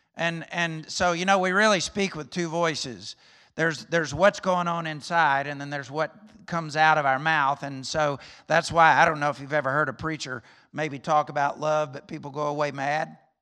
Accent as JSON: {"language": "English", "region": "Alabama", "country": "United States", "tie": "born or raised there", "moved": "yes", "said": "I'm from Alabama"}